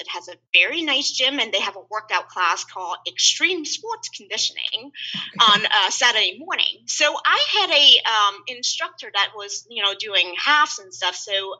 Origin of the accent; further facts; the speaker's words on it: Houston, Texas, United States; even though I grew up in Houston and have a lot of friends